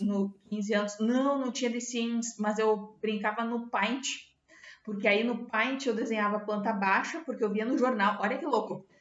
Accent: Dom Pedrito, Rio Grande do Sul, Brazil; also born or lived in Serra Gaúcha, Rio Grande do Sul; eu sou de Dom Pedrito, na fronteira do Rio Grande do Sul com o Uruguai

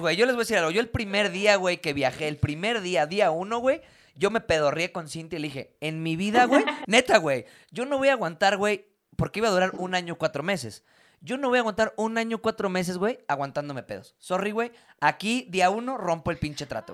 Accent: La Huasteca, Mexico; En mi familia que somos de la Huasteca

